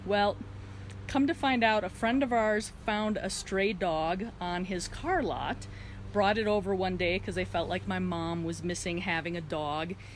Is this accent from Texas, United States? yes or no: no; Wisconsin, United States; And I grew up in Wisconsin, so winters there are very cold.